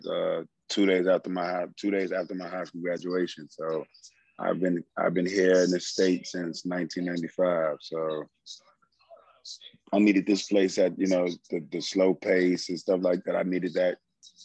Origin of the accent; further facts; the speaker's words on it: New York City, New York, United States; moved away; a young kid growing up in the South Bronx